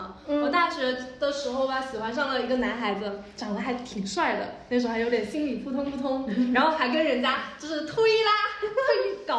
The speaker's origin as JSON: {"language": "Chinese", "town": "Wenzhou", "region": "Zhejiang", "country": "China", "tie": "born or raised there", "moved": "yes", "said": "我来自温州嘛"}